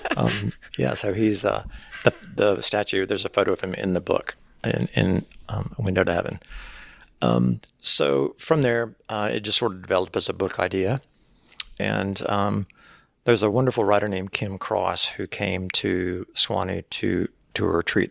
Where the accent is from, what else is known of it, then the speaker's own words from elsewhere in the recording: Cleveland, Mississippi, United States; moved away as an adult; also born or lived in Picayune, Mississippi / Leland, Mississippi; now in Sewanee, United States; I grew up in, in Cleveland and then Leland, graduated from Leland High School